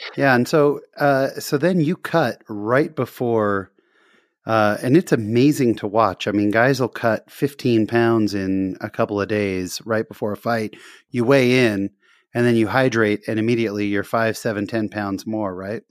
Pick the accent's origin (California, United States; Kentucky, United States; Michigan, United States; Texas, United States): California, United States; Fullerton; I was born in Fullerton